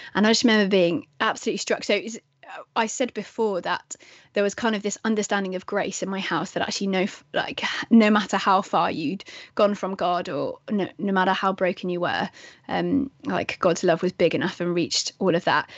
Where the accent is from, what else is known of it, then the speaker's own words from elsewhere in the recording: England, United Kingdom; I'm English